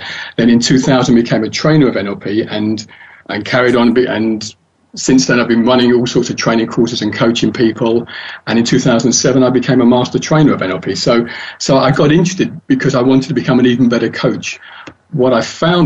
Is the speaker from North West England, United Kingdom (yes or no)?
no; London, United Kingdom; I was born and raised in London, and that's where I live.